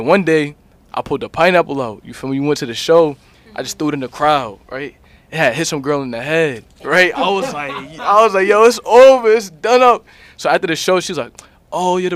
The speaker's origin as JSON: {"language": "English", "region": "New Jersey", "country": "United States", "said": "I'm from Jersey. You know what I mean? That's my home"}